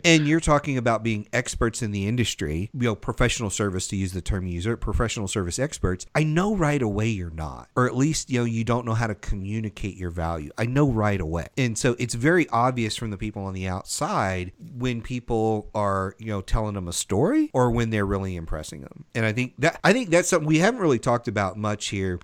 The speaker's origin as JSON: {"language": "English", "region": "the South", "country": "United States", "tie": "born or raised there", "said": "I grew up in the South"}